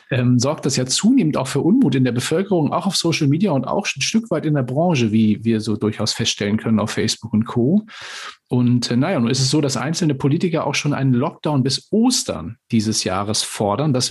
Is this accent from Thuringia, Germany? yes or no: no; Timmendorfer Strand, Schleswig-Holstein, Germany; war auch ein Kind der Ostsee, kommt ja aus Flensburg, ich hier aus äh, Timmendorfer Strand, gar nicht so weit auseinander.